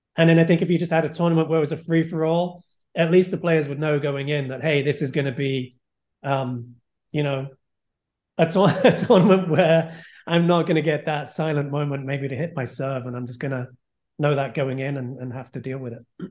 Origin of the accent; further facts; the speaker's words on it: England, United Kingdom; moved away as an adult; also born or lived in Florida, United States; now in United States; I grew up in England